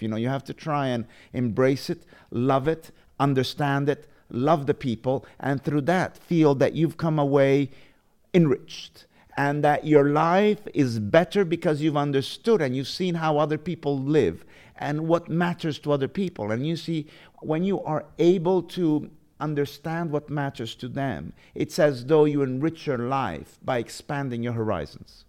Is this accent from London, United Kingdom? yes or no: yes; London, United Kingdom; moved away; also born or lived in Positano, Italy; I was born in London. And then I lived, um, my first years in, in London